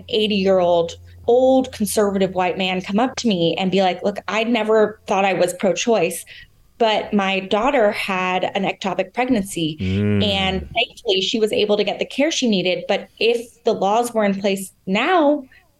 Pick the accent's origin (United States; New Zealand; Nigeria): United States; California; being a Californian